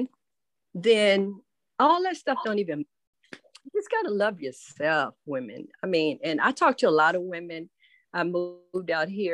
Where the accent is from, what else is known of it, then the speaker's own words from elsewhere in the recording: Chicago, Illinois, United States; now in Georgia, United States; I'm originally from Chicago. I'm living in Georgia now.